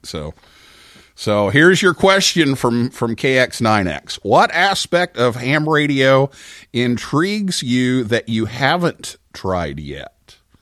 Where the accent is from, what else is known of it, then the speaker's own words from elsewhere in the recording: Vincennes, Indiana, United States; moved away; I went to my hometown